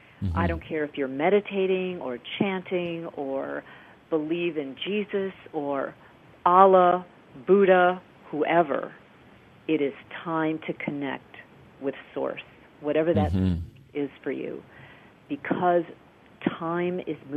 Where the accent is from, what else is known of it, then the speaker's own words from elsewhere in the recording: Midwest, United States; moved away as an adult; I came from the Midwest, came to Los Angeles to pursue a theatrical career